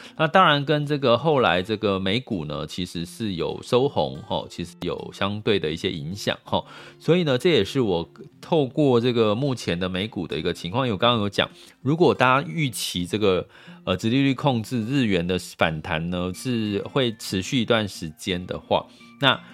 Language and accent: Chinese; Taiwan; 我们就深在台湾